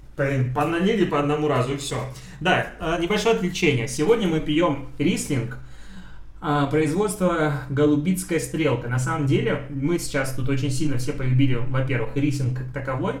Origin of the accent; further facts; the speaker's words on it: Belarus; я белорус